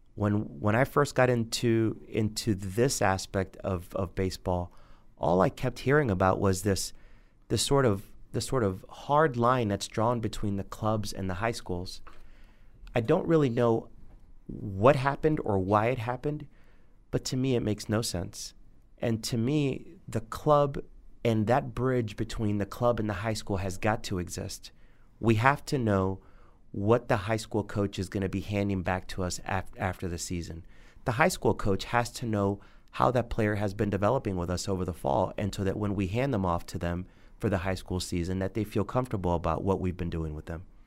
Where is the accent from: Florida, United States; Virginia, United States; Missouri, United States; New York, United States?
Florida, United States; Miami; moved away as an adult; also born or lived in Charlotte, North Carolina; I grew up in Miami, Florida